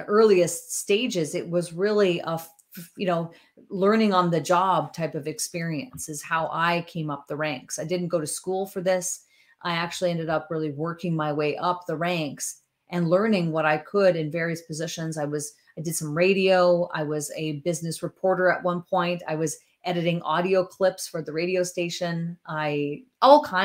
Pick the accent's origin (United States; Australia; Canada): Canada; northern Ontario; now in Chatham, Canada; a girl who comes from northern Ontario